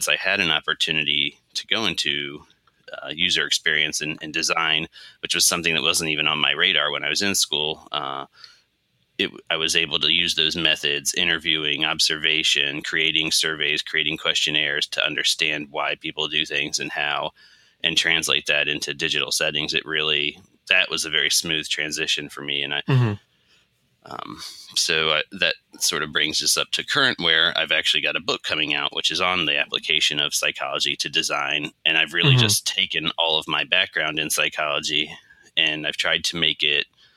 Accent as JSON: {"language": "English", "region": "Maryland", "country": "United States", "tie": "born or raised there", "also_born_or_lived": "Columbus, Ohio", "moved": "as an adult", "lives_now": "Philadelphia, United States", "said": "I grew up in Maryland, sort of outside of the DC area. Mm-hmm. I lived there for my entire childhood."}